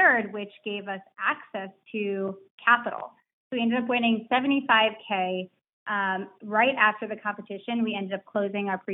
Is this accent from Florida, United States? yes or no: yes; North Palm Beach, Florida, United States; I grew up in North Palm Beach, Florida